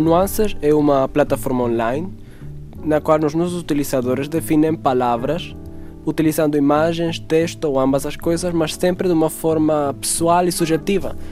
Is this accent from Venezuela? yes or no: yes; Venezuela; now in Portugal; eu sou venezuelano